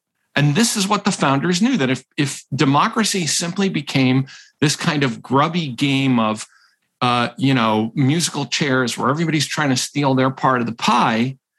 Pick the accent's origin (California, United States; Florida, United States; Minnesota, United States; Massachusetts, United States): Massachusetts, United States; now in Rhode Island, United States; I am from Massachusetts and live in Rhode Island.